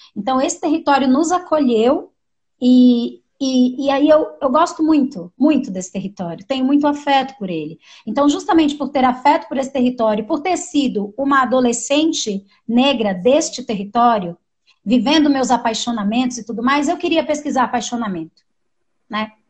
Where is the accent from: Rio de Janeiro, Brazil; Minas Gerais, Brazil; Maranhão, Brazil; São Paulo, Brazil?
São Paulo, Brazil; also born or lived in Montanha, Espírito Santo / São João do Sobrado, Espírito Santo; Depois a gente foi morar numa ocupação que tem aqui no nosso território também, que é onde meus pais moram até hoje. E nessa ocupação foi onde eu cresci